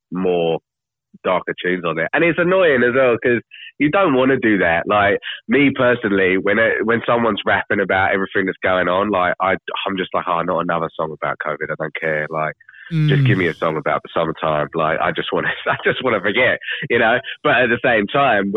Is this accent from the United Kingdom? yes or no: yes; England, United Kingdom; now in Australia; I'm English as well